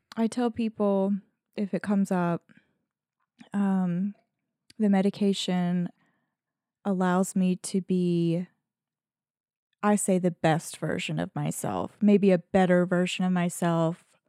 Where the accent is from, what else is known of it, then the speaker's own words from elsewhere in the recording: Southern, United States; accent: Southern; I get more Southern in my accent